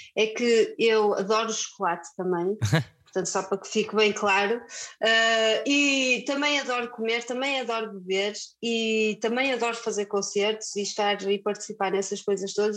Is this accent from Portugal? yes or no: yes; Viana do Castelo, Norte, Portugal; now in Porto, Portugal; sou de Viana do Castelo. E, mas já vivo no Porto há muitos anos, muitos anos, portanto já sou mais do Porto do que da Viana.